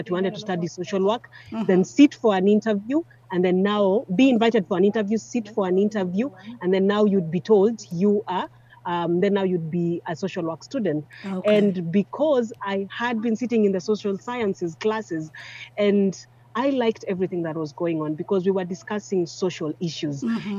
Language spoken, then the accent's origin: English; Nairobi, Kenya; But then growing up in Nairobi, at that particular time, we were not really 18.